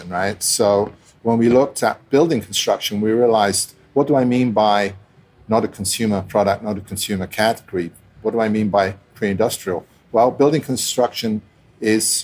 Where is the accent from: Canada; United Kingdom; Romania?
United Kingdom; London; also born or lived in Italy; I grew up in London, Italian guy, originally Italian parents, grew up in London back and forth, settled in at school